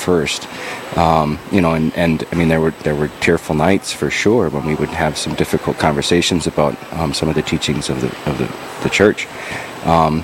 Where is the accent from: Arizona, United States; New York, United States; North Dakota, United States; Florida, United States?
North Dakota, United States; Dickinson; also born or lived in Bismarck, North Dakota; I grew up here in Dickinson, North Dakota. I was born in Bismarck, moved here very shortly after.